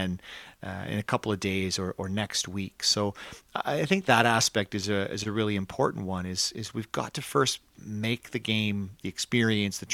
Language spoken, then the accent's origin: English; Canada